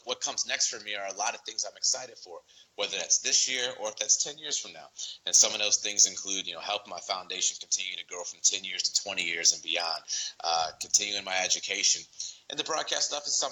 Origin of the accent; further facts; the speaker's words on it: Chicago, Illinois, United States; my hometown of Chicago